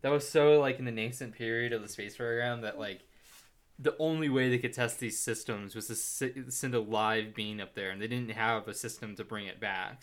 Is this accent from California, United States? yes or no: no; Plano, Texas, United States; We're from Plano